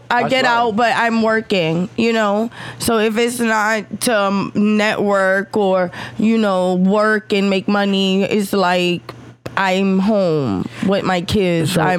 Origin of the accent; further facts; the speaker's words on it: New York City, New York, United States; moved away as an adult; also born or lived in Lower East Side, Manhattan / Queens / Bronx / Staten Island; now in Central Florida, United States; I was raised in Sheepshead Bay, Flatbush, Brooklyn. You know, that was my teenage years. And then my adult years, I was in Queens. And then I moved to the Bronx, Mont Ave.